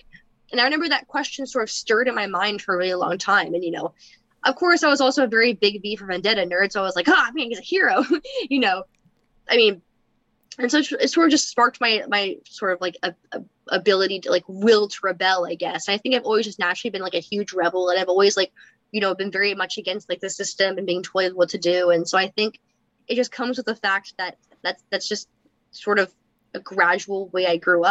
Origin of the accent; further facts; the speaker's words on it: Berkeley, California, United States; I was born and raised in Berkeley, California